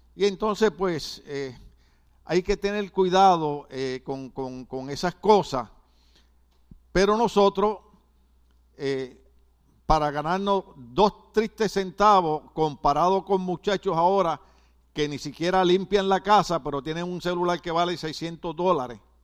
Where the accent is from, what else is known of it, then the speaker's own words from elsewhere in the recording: Puerto Rico; now in United States; nosotros los puertorriqueños que somos ciudadanos americanos